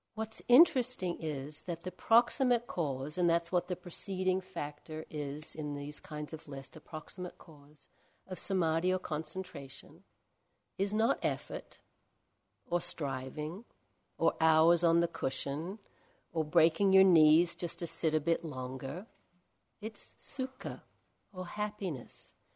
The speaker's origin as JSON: {"language": "English", "country": "Australia", "said": "Not from Perth, I'm from Australia"}